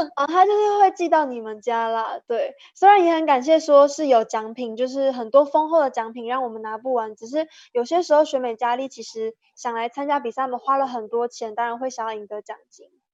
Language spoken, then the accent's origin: Chinese; Nantou County, Taiwan; 我们家相伴的南投美人腿公主选拔